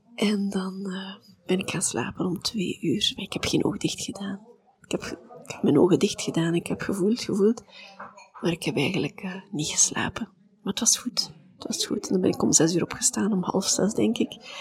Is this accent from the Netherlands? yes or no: no; Belgium; wij komen uit België.